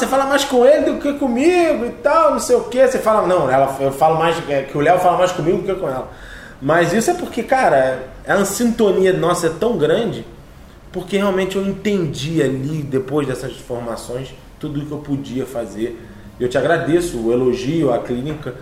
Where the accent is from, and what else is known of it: Teresópolis, Rio de Janeiro, Brazil